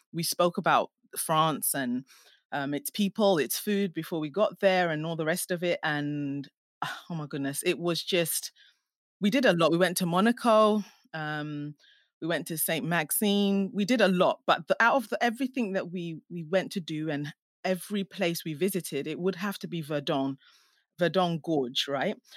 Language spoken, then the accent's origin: English; Ghana; now in England; I'm Ghanaian, and um, I was born in Ghana